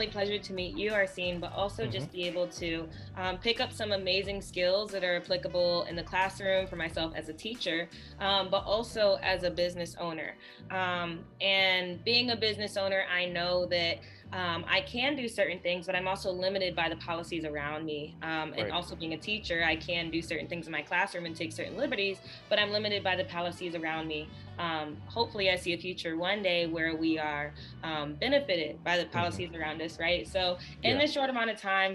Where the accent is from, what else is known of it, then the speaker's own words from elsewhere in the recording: Toledo, Ohio, United States; moved away as an adult; now in Tulsa, United States; I am from the small town of Toledo, Ohio.